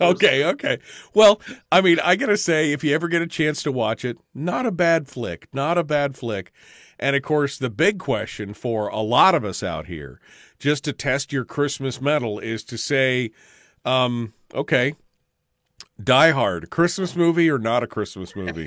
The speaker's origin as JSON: {"language": "English", "region": "Alaska", "country": "United States", "said": "I'm from Alaska"}